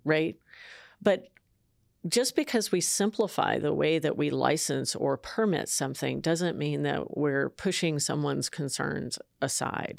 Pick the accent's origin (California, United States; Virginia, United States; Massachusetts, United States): California, United States; San Jose; I'm from San Jose, California.